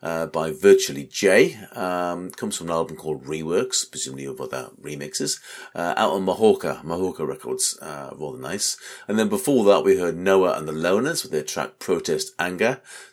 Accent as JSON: {"language": "English", "town": "Newcastle upon Tyne", "region": "North East England", "country": "United Kingdom", "tie": "born or raised there", "moved": "yes", "lives_now": "Brighton, United Kingdom", "said": "they had played in Newcastle, my hometown. So no wonder they couldn't really understand us."}